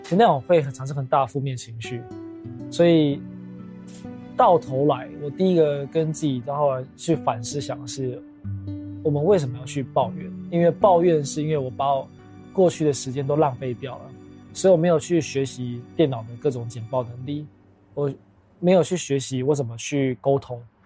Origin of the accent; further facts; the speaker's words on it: Taiwan; 身为台湾人